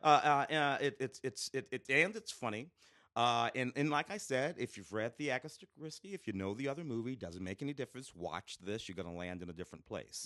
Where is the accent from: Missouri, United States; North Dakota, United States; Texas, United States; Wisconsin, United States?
Missouri, United States; St. Louis; moved away; growing up in Saint Louis, uh, in the late sixties, early seventies